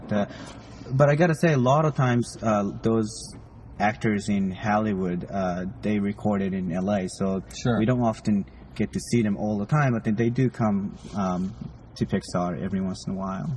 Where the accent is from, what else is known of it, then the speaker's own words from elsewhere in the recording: Japan; moved away; I grew up in Japan